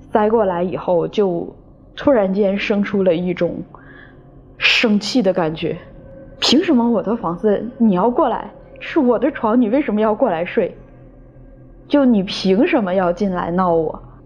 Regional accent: Guangzhou, Guangdong, China; 今年三十一岁。我来自广州，是个全职撰稿人

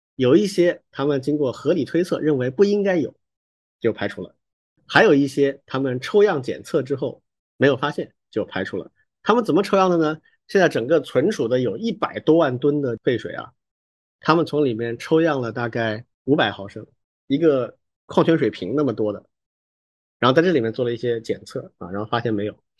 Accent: China; 我们中国人

